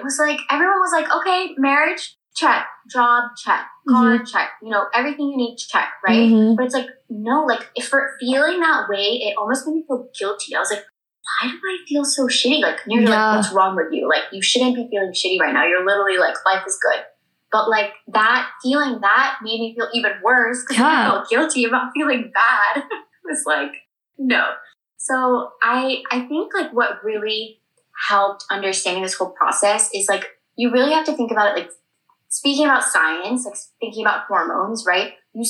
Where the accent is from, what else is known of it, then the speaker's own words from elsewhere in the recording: India; because like I'm an Indian woman, like he's a man.